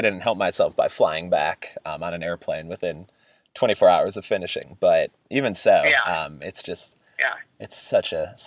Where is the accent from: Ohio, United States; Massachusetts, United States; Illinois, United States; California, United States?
Illinois, United States; Chicago; moved away as an adult; I'm originally from Chicago